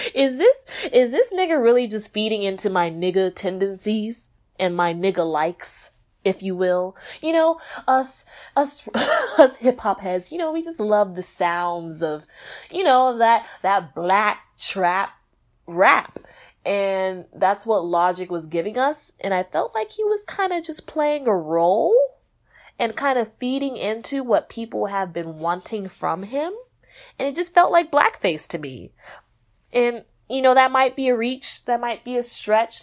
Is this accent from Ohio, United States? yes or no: no; Texas, United States; I'm from Texas